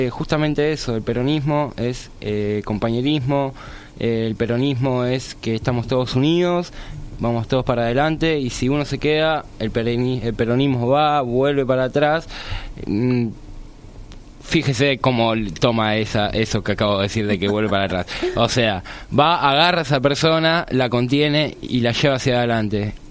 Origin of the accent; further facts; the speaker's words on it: Argentina; Nosotros como argentinos